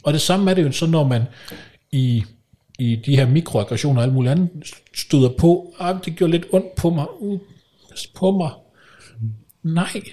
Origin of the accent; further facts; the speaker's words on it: Kolding, Southern Denmark, Denmark; moved away; jeg kommer fra Kolding oprindeligt